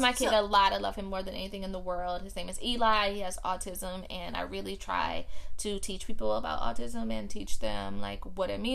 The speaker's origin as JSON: {"language": "English", "town": "New Orleans", "region": "Louisiana", "country": "United States", "said": "I am from New Orleans."}